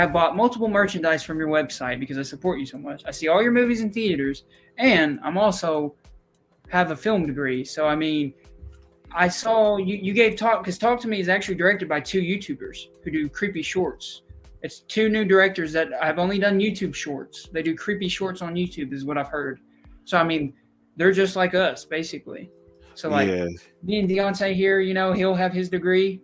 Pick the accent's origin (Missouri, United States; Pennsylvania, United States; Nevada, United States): Missouri, United States; we're from Missouri